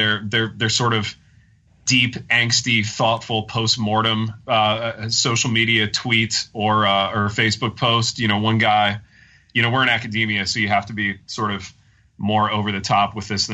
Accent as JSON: {"language": "English", "region": "Midwest", "country": "United States", "tie": "born or raised there", "said": "I grew up in the Midwest in a time where you didn't publish your every thought and emotion"}